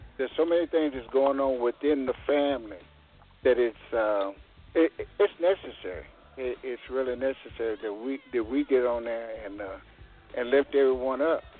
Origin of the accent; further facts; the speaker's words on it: Caldwell, Texas, United States; also born or lived in Wichita, Kansas; now in Kansas City, United States; We was, we was born in Caldwell